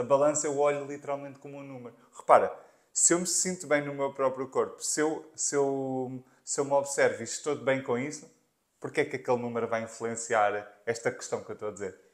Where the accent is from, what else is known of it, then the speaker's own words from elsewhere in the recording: Margem Sul, Lisbon metropolitan area, Portugal; azeitão é perto da zona onde eu, onde eu nasci, eu sou da Margem Sul